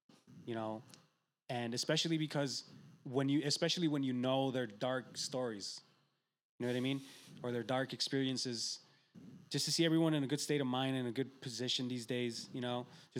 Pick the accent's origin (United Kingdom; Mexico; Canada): Mexico; Santa María del Oro, Durango; We're from Santa María del Oro.